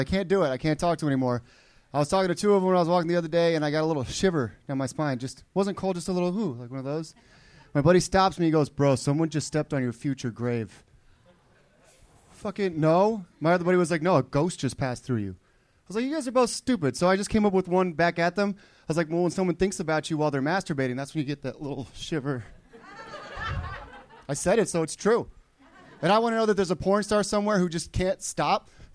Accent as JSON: {"language": "English", "town": "Indianapolis", "region": "Indiana", "country": "United States", "moved": "yes", "lives_now": "Los Angeles, United States", "said": "I am from Indianapolis"}